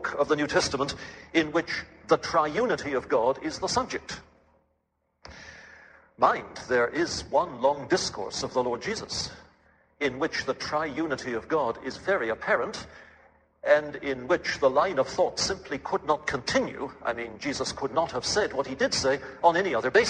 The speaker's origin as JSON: {"language": "English", "region": "England", "country": "United Kingdom", "tie": "born or raised there", "moved": "yes", "lives_now": "Canada", "said": "the Anglican prayer book as I was brought up on it in England"}